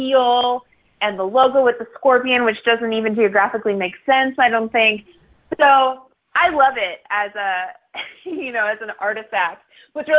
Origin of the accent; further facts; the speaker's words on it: Miami, Florida, United States; I grew up in Miami.